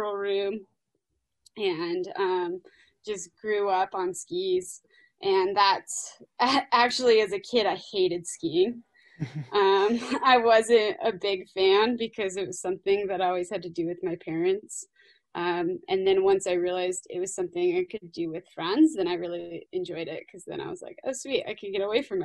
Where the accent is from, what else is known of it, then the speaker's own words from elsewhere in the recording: Green Valley Lake, California, United States; now in Lake Tahoe, United States; I was born and raised in Southern California, but not the stereotypical Southern California most people think of. I grew up in a really small town in the mountains, halfway between Big Bear and Lake Arrowhead, called Green Valley Lake